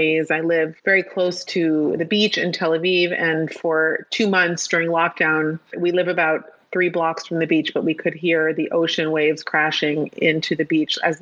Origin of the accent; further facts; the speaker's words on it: Palo Alto, California, United States; I grew up in an Orthodox community, but I grew up in Palo Alto, California, where it wasn't by any means a Jewish neighborhood